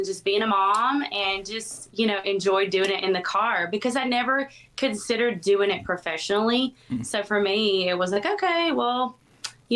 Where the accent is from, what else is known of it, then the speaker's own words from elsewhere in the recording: San Augustine, Texas, United States; I'm originally from East Texas, a small town called St. Augustine.